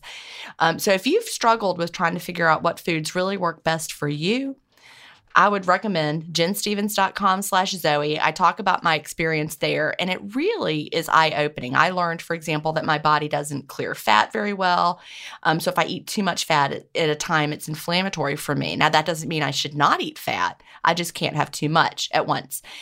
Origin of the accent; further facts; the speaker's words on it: South Carolina, United States; also born or lived in Georgia; That's my home state where I, you know, when I was born in Georgia, but South Carolina is where my family lived.